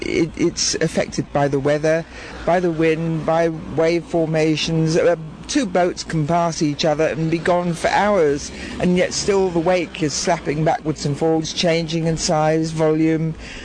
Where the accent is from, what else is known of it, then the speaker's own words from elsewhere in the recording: London, United Kingdom; moved away as an adult; now in Scotland, United Kingdom; which is one of the very old Scottish names. But no, I'm not a Scot. I'm actually a Londoner. But this is my home, and it has been for about half my life.